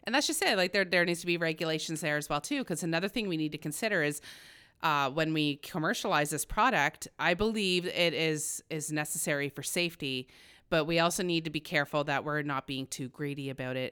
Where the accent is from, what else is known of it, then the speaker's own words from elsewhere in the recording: Smiths Falls, Ontario, Canada; moved away as an adult; I grew up very poor in Smiths Falls